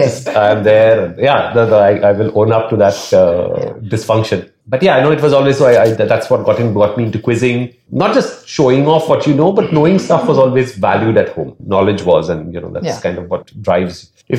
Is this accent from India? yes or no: yes; Mumbai, Maharashtra, India; I grew up in Dadar, as she said, Matunga. So very much the heartland of Bombay.